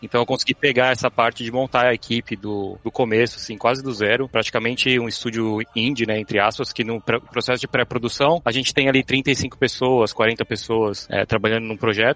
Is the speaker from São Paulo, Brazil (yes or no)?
yes; São Paulo, Brazil; moved away as an adult; also born or lived in Canada; now in United States; eu sou de São Paulo, nascido e crescido no Ipiranga